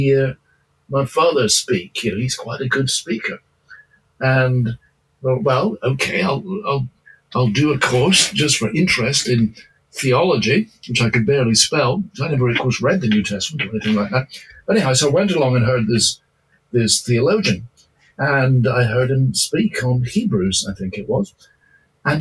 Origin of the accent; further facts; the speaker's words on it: Edinburgh, Scotland, United Kingdom; I was brought up in Edinburgh, Scotland